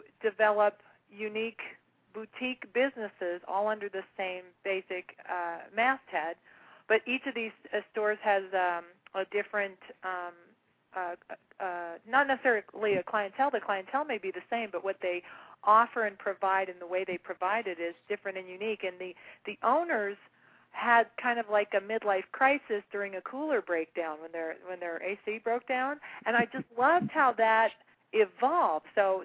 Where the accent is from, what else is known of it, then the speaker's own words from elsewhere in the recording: Salt Lake City, Utah, United States; I was born in Salt Lake City